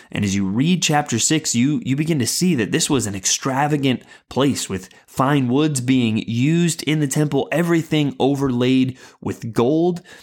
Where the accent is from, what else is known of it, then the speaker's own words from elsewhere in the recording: San Antonio, Texas, United States; I grew up in San Antonio, Texas, famously the home of the Alamo